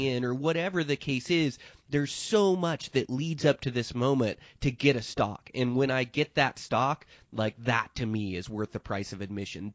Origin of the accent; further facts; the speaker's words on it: Montana, United States; my home state of Montana in eastern Montana